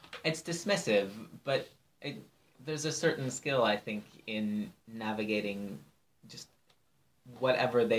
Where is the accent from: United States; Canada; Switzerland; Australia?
Canada; I'm Canadian